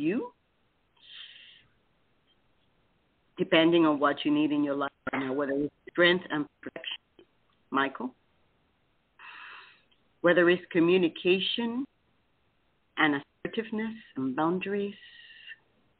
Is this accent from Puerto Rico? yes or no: yes; Puerto Rico; now in Titusville, United States; I am from Puerto Rico